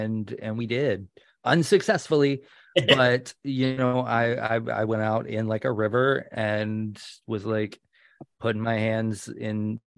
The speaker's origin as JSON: {"language": "English", "region": "the South", "country": "United States", "said": "I am from the South"}